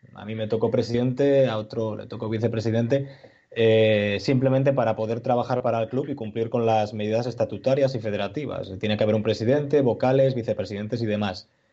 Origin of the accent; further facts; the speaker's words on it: Asturias, Spain; Nosotros como asturianos